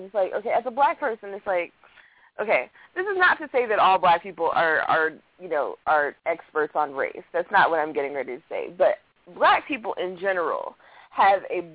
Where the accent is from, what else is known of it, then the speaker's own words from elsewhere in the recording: Baltimore, Maryland, United States; I'm from Baltimore